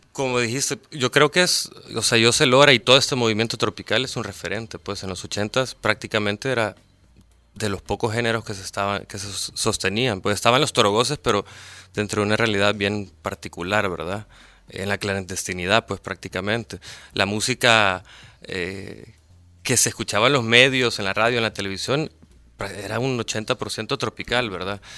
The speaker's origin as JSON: {"language": "Spanish", "region": "San Salvador", "country": "El Salvador", "said": "yo soy capitalino"}